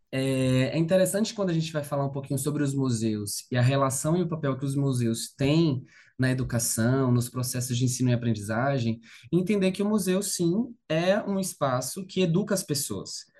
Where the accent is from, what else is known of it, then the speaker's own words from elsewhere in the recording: Salvador, Bahia, Brazil; moved away as an adult; now in São Paulo, Brazil; eu sou de Salvador, né, natural de Salvador